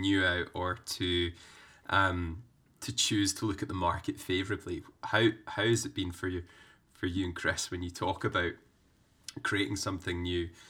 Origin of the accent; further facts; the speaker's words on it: Scotland, United Kingdom; growing up in Scotland